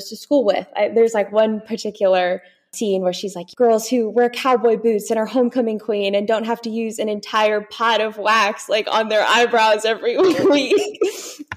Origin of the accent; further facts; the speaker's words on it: United States; I'm American